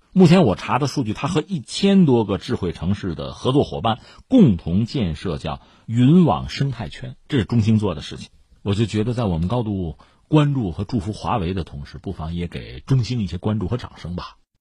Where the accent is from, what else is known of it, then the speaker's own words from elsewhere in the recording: China; 我们中国人有很多词汇